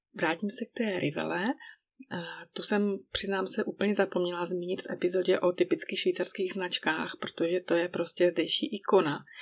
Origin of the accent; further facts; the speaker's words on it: Czechia; moved away as an adult; now in Switzerland; oblast, odkud pocházím, tedy Bílé Karpaty